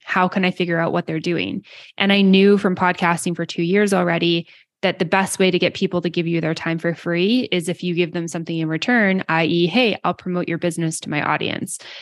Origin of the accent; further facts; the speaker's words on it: Canada; I'm Canadian